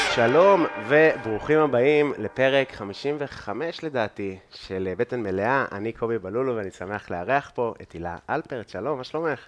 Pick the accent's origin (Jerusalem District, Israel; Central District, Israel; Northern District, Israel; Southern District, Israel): Northern District, Israel; Afula; also born or lived in England; now in Tel Aviv, Israel; אני כאילו תל אביבי כמה שנים, אבל לא מאוד תל אביבי עדיין בחוויה, אני עפולאי מאוד